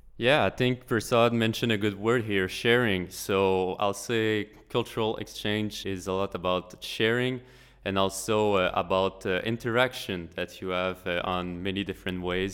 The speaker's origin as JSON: {"language": "English", "region": "Quebec", "country": "Canada", "said": "I'm from Quebec, which is the French part of Canada"}